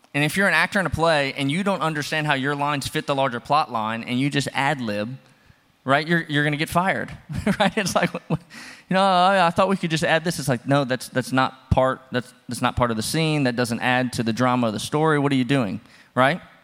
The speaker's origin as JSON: {"language": "English", "region": "the South", "country": "United States", "moved": "yes", "said": "I'm from the South. We love our porches."}